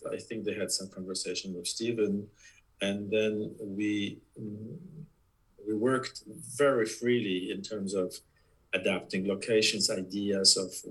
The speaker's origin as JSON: {"language": "English", "country": "Poland", "also_born_or_lived": "New York / Los Angeles", "second_language": "English", "moved": "as an adult", "lives_now": "United States", "said": "I'm originally from Poland."}